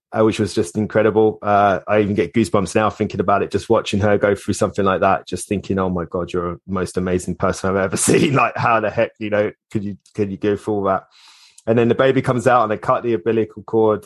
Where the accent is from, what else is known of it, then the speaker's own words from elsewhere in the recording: Hitchin, East of England, United Kingdom; moved away as an adult; also born or lived in Islington, London; now in Cornwall, United Kingdom; we moved away from my hometown of Hitchin in Hertfordshire